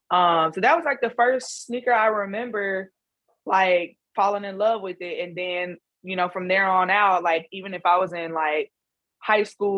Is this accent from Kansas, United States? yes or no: yes; Leavenworth, Kansas, United States; being born and raised in Leavenworth, Kansas